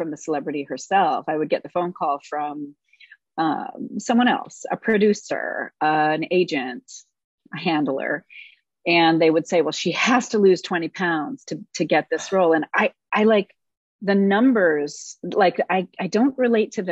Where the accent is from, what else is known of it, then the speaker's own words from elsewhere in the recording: Los Angeles, California, United States; I am born and raised in Los Angeles. I was raised by a crazy folk singer daddy and raised on the road